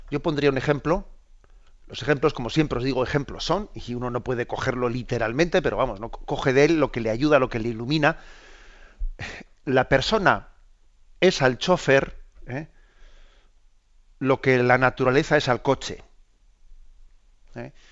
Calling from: Pontevedra, Galicia, Spain; Hola, buenos días, Monseñor … de Pontevedra.

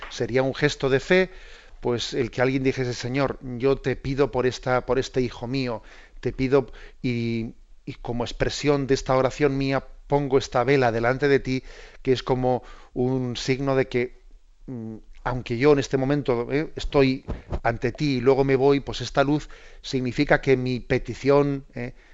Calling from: Mérida, Extremadura, Spain; de Mérida.

